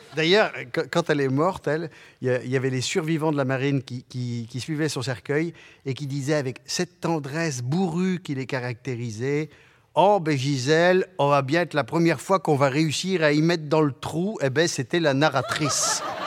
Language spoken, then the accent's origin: French; Vendée, Pays de la Loire, France; first language Patois; French is a second language; l'enfant de cette Vendée de paysans catholiques